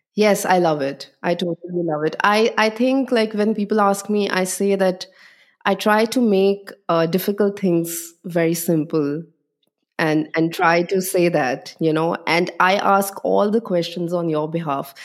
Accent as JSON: {"language": "English", "region": "Delhi", "country": "India", "tie": "born or raised there", "also_born_or_lived": "Chandigarh", "moved": "as an adult", "lives_now": "Berlin, Germany", "said": "most of my life was in Delhi, but my father was in a transferable job"}